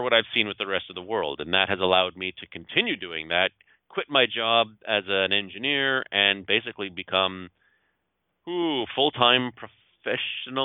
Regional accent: Gatineau, Quebec, Canada; moved away as an adult; also born or lived in Toronto; I grew up in Hull, Quebec, ended up moving to Toronto when I was 19 or 20

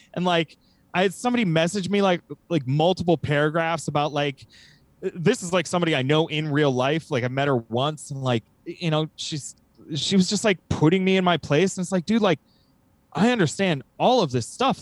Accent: United States; from America

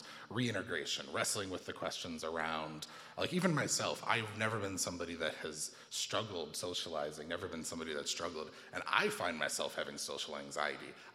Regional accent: United States; growing up in America

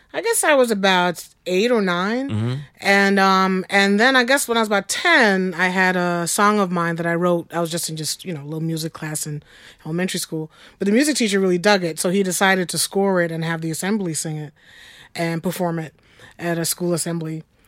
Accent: Long Island, New York, United States; I grew up on Long Island

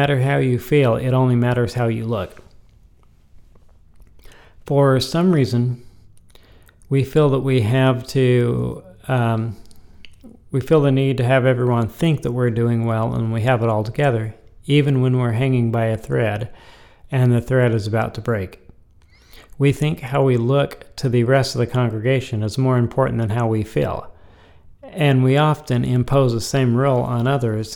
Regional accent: Topeka, Kansas, United States; I was born in Topeka, Kansas

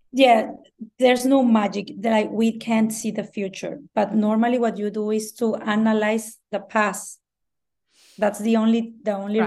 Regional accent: Mexico; first language Spanish; English is a second language; I'm Mexican. English is my second language.

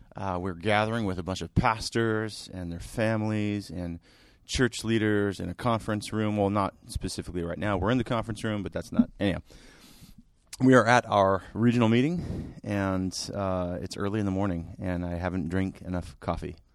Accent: Salem, Oregon, United States; moved away; My hometown is Salem

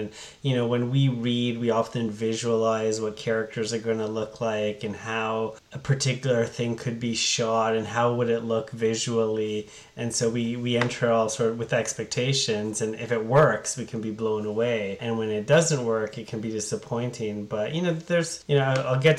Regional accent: Ottawa, Ontario, Canada; now in Hamilton, Canada; I grew up in Ottawa

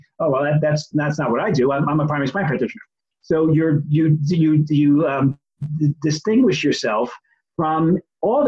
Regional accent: New York, United States; now in New England, United States; I grew up in New York, and I now live in New England

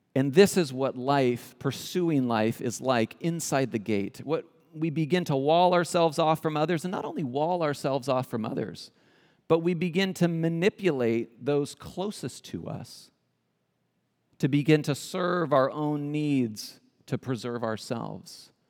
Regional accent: California, United States; moved away as an adult; also born or lived in Spain; We, we come originally, we're from California, so native Californians

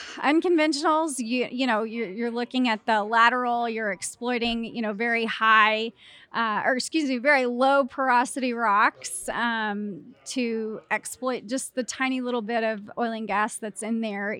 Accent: Clyde, Texas, United States; Originally from Clyde, Texas

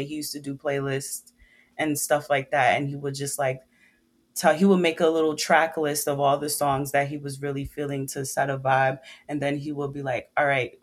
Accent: New York City, New York, United States; I'm from Brooklyn, New York. I've been raised by Caribbean parents, Trinidad and Jamaican

